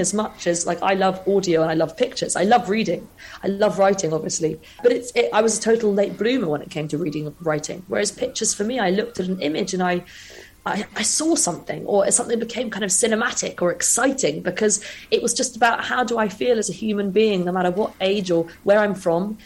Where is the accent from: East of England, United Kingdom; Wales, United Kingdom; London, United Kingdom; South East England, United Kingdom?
London, United Kingdom; I grew up in London